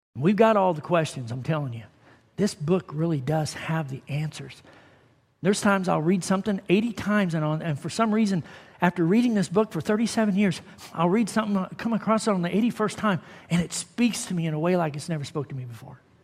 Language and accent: English; Sullivan, Missouri, United States; moved away; from Sullivan, where I grew up